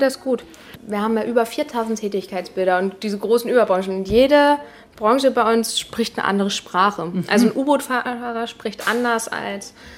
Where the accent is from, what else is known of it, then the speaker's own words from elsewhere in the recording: Rendsburg, Schleswig-Holstein, Germany; also born or lived in Eckernförde; Ich komme ja aus Rendsburg gebürtig ja. und äh, bin auch groß geworden